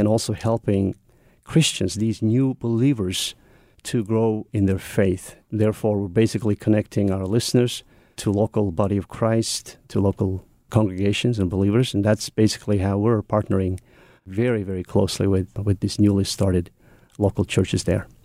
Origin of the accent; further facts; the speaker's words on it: Mongolia; English is a second language; growing up in Mongolia